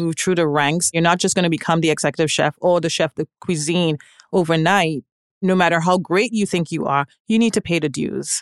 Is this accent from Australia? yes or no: no; Trinidad & Tobago; moved away; I am originally from Trinidad and Tobago